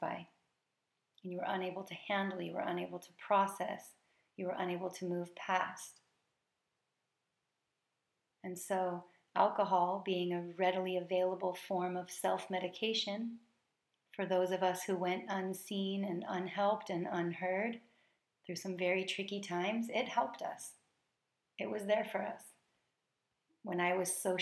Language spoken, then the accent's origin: English; United States; I am an American coming from a tradition that emphasizes gratitude on this day